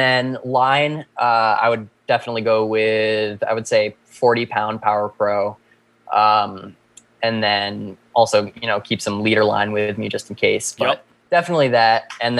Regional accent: Shutesbury, Massachusetts, United States; I was born and raised in Shutesbury.

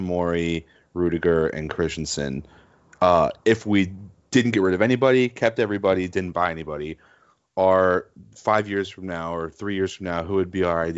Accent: United States; I'm American

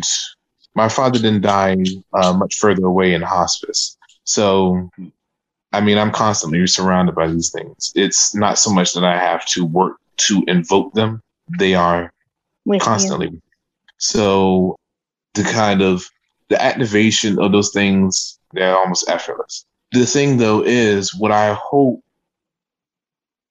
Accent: Savannah, Georgia, United States; from Savannah, Georgia

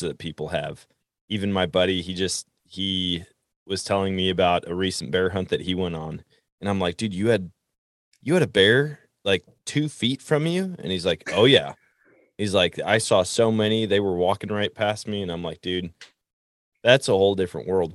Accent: Wisconsin, United States; I grew up in Wisconsin

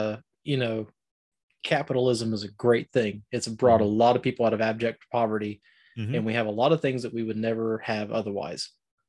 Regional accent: Appalachia, United States; All that being said, I think we're Appalachian.

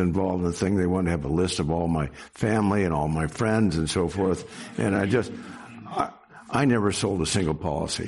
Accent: Sacramento, California, United States; also born or lived in San Francisco; I was born in Sacramento, so basically grown up here and spent my whole life here in California

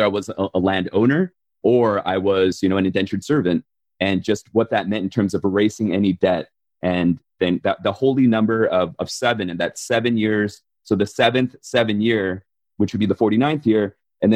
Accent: Baltimore, Maryland, United States; born or raised there; also born or lived in South Korea

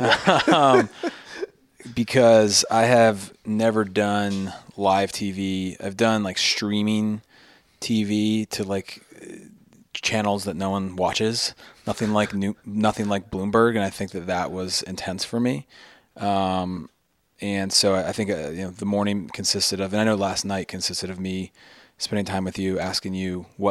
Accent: Maryland, United States; I mean, we're from Maryland. We're a product of public schools.

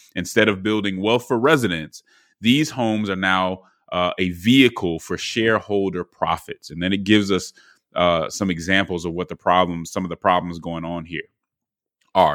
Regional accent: Atlanta, Georgia, United States; my hometown newspaper, uh, the Atlanta Journal Constitutional

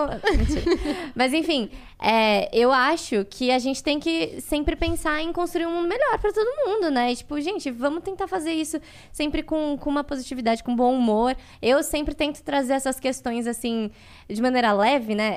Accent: Brazil; eu nasci no Brasil, eu sou brasileira

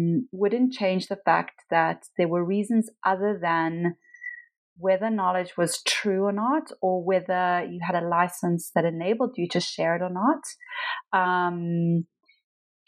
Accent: Pietermaritzburg, KwaZulu-Natal, South Africa; moved away; I was born in a small town called Pietermaritzburg, near Durban, which is on the kind of east coast of South Africa

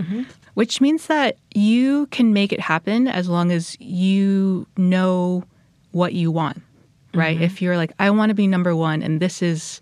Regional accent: New York, United States; I was born and raised in New York.

